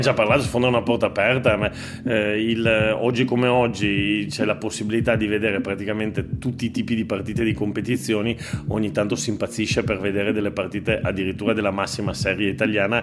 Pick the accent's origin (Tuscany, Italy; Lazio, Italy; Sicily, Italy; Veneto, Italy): Veneto, Italy; moved away as an adult; also born or lived in Turin, Piedmont / Lithuania; now in Catalonia, Spain; io sono nato a Torino da famiglia piemontese, eh, culturalmente è vero che mi sento mo- molto veneto perché sono cresciuto in Veneto da, da, dai 7 ai 20 e qualcosa